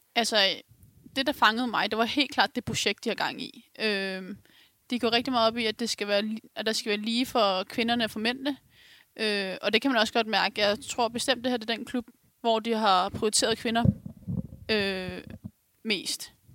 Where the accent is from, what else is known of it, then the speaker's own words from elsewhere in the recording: Ganløse, Capital Region of Denmark, Denmark; Jeg kommer fra Galløse selv